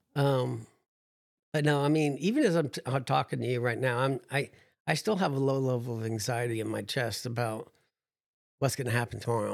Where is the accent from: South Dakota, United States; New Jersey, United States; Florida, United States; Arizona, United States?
New Jersey, United States; I'm from New Jersey, so I'm a pessimist